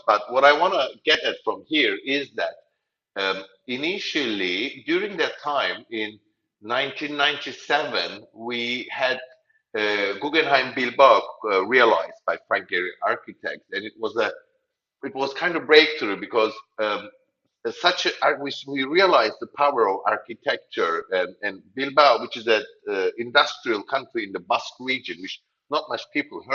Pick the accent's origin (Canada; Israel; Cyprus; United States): Cyprus; Nicosia; I am originally from Cyprus, from Nicosia. I'm a Turkish Cypriot